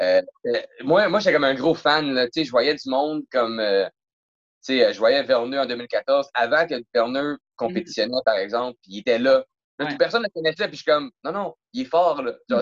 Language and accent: French; Rosemère, Quebec, Canada; je viens de Rosemère